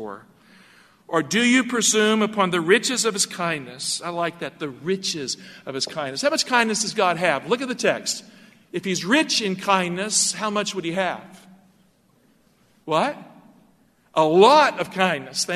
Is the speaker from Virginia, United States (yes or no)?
yes; Galax, Virginia, United States; In my hometown of Galax, Virginia